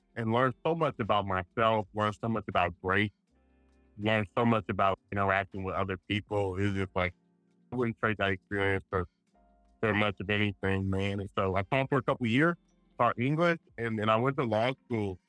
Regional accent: Richmond, California, United States; also born or lived in Providence, Rhode Island; I'm from Richmond, California, Bay Area. It's about 15 minutes from Oakland, 20 minutes from San Francisco. Grew up there

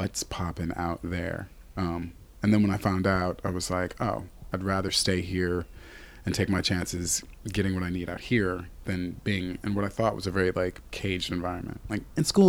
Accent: Missouri, United States; I'm from Missouri.

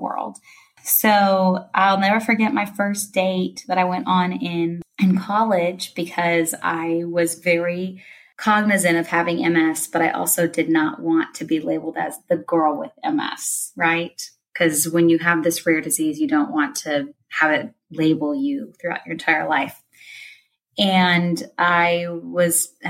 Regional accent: Tulsa, Oklahoma, United States; moved away as an adult; now in Fayetteville, United States; I'm originally from Tulsa, Oklahoma

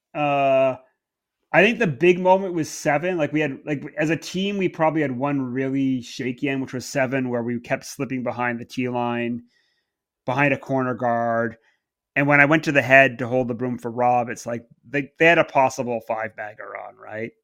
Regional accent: Canada; moved away as an adult; now in England, United Kingdom; I grew up in Canada.

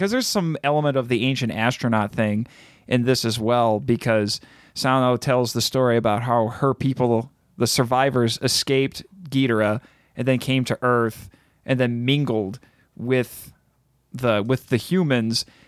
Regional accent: United States; I'm an American

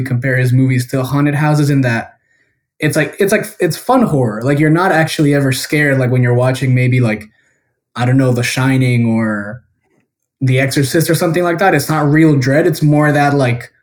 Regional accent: Guatemala; I was born and raised in Guatemala

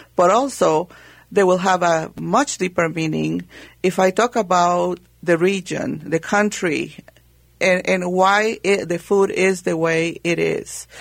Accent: Guatemala; moved away; growing up in Guatemala

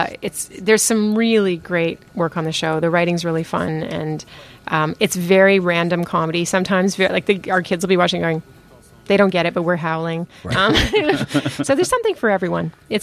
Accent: Chatham, Ontario, Canada; I was born in Chatham.

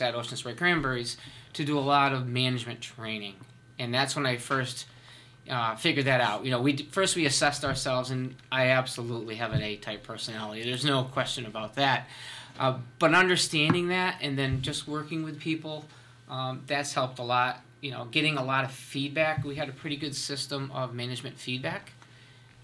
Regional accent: Berkshire County, western Massachusetts, United States; I come from the Berkshire County areas out in western Massachusetts

